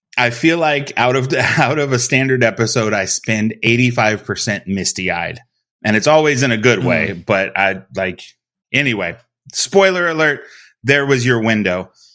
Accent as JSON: {"language": "English", "region": "South Texas", "country": "United States", "tie": "born or raised there", "said": "Growing up in Texas, everybody played soccer at a young age down here"}